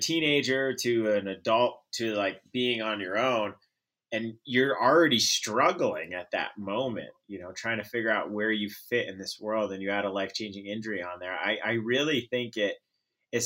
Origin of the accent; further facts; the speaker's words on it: Vermont, United States; I grew up in Vermont as an only child